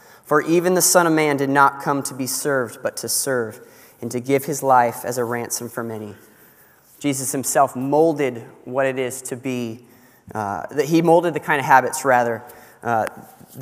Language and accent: English; California, United States; moved away; I grew up in California